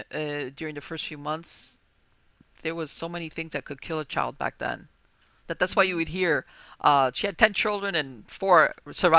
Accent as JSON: {"language": "English", "town": "Miami", "region": "Florida", "country": "United States", "tie": "born or raised there", "said": "I was born here in Miami and grew up"}